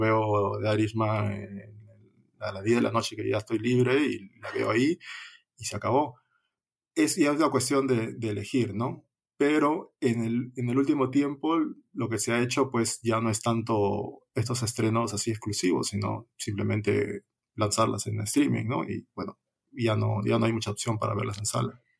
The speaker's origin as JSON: {"language": "Spanish", "country": "Peru"}